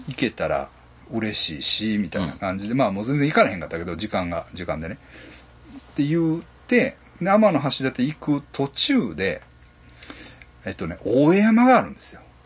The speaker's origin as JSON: {"language": "Japanese", "town": "Ashiya", "region": "Hyogo", "country": "Japan", "tie": "born or raised there", "said": "うちの実家"}